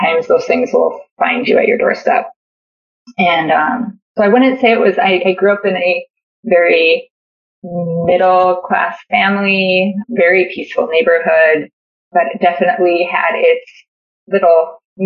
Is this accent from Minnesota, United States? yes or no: yes; Moorhead, Minnesota, United States; also born or lived in Bogota, Colombia / Mount Pleasant, Iowa / West Fargo, North Dakota; I grew up in a town by Fargo. It's called Moorhead.